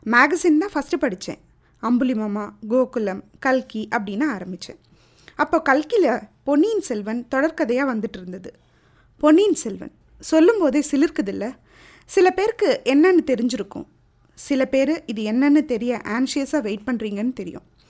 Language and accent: Tamil; Thanjavur, Tamil Nadu, India; நான் தஞ்சாவூர்காரி